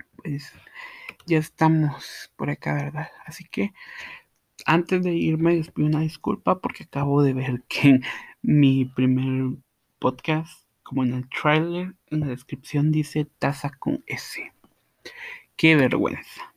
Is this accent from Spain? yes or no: no; Guatemala; Yo soy de Guatemala, sí, Guatemala, la tierra de eterna primavera